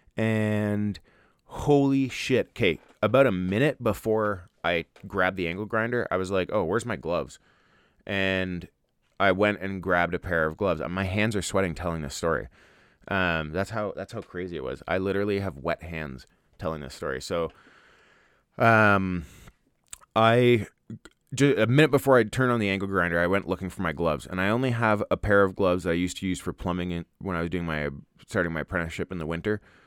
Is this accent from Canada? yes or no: yes; Ontario, Canada; now in Alberta, Canada; I grew up in Ontario